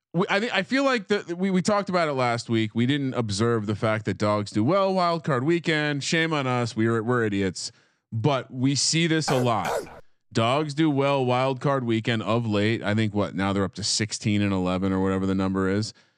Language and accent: English; Scotch Plains, New Jersey, United States; I went to high school at Scott, in Scotch Plains, Fanwood